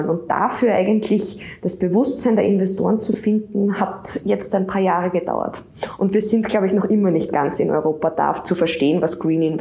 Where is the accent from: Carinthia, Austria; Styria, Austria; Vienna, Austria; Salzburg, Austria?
Styria, Austria; Steins; Und ich bin selber in Steins in der Steiermark am Land aufgewachsen